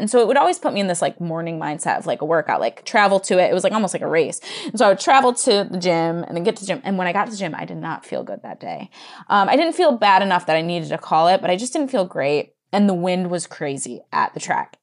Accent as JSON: {"language": "English", "town": "Johnson City", "region": "New York", "country": "United States", "tie": "born or raised there", "said": "I grew up in Johnson City, New York"}